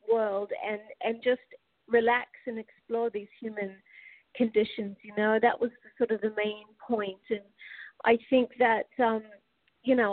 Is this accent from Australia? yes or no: yes; Australia; now in United States; from Australia. I've been here in America a long time though, since like '86 or something.